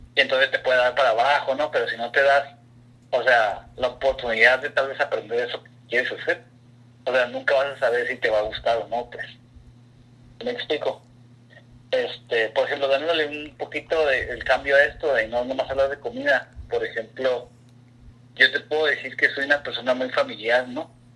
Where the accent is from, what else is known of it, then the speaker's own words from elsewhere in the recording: Ensenada, Baja California, Mexico; now in Portland, United States; yo pues crecí en Ensenada